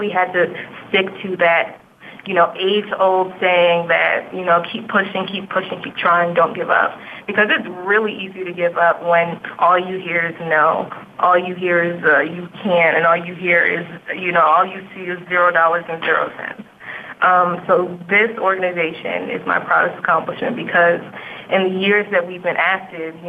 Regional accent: United States; I'm an American and because I was born here

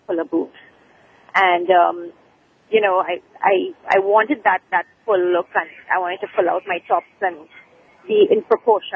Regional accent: Trinidad & Tobago; I'm not from the States. I'm from Trinidad.

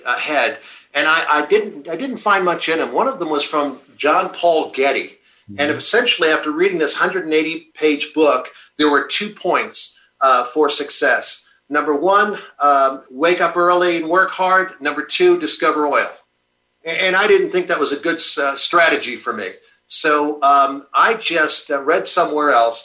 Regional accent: New York, United States; also born or lived in Brooklyn, New York / Long Island, New York; now in Polk County, United States; I grew up in New York. I was born in Brooklyn, moved out to Long Island

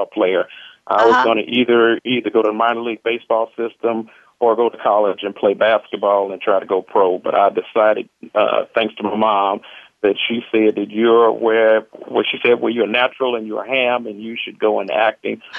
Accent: Chicago, Illinois, United States; also born or lived in Long Island, New York; I was raised in Chicago

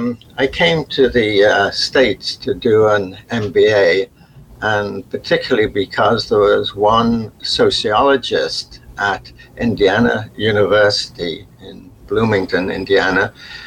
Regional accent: Liverpool, North West England, United Kingdom; accent: Liverpool; This is working class, even though I'd got rid of my Liverpool accent, which you have to do, that you're still noticeably working class

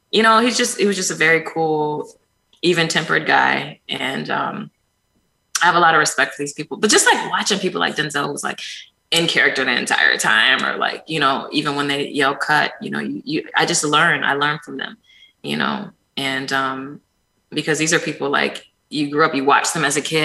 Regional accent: Ann Arbor, Michigan, United States; also born or lived in Detroit, Michigan; I was born in Detroit, raised in Ann Arbor.

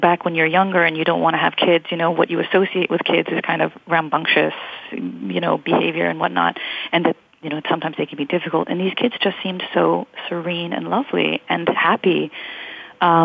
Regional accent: United States; as an American

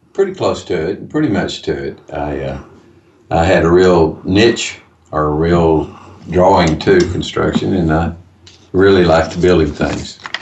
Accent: Fort Worth, Texas, United States; I'm actually from Fort Worth, Texas.

